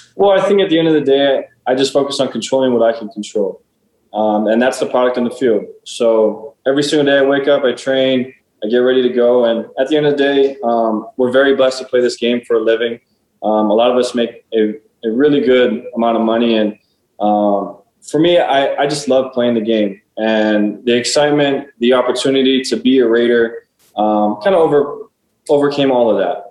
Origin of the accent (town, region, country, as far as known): Honolulu, Hawaii, United States; born or raised there; moved away